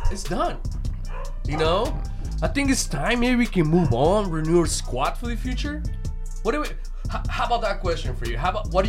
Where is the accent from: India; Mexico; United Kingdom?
Mexico; I'm from Mexico.